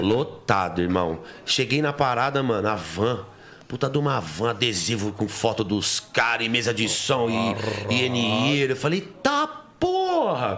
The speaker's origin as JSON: {"language": "Portuguese", "region": "São Paulo", "country": "Brazil", "also_born_or_lived": "Penha, São Paulo", "said": "eu era da época na, da, da, da Vila Matilde"}